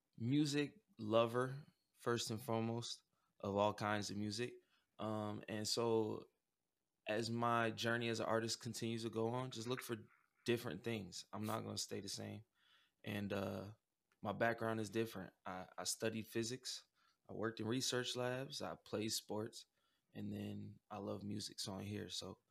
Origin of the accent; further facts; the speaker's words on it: Omaha, Nebraska, United States; And I'm coming from Omaha, Nebraska, you know, Midwest city, you know, mixed race family. And I grew up with a lot of different talents.